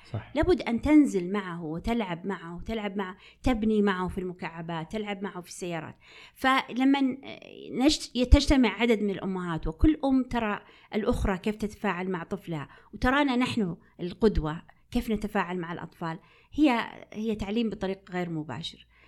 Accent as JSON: {"language": "Arabic", "town": "Unaizah", "region": "Al-Qassim", "country": "Saudi Arabia", "tie": "born or raised there", "said": "مدينتي التي ولدت فيها، اللي هي مدينة عنيزة"}